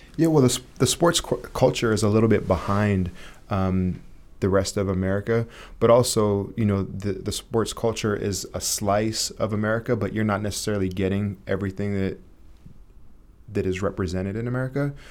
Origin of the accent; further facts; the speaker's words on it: Santa Cruz, California, United States; growing up in Santa Cruz, California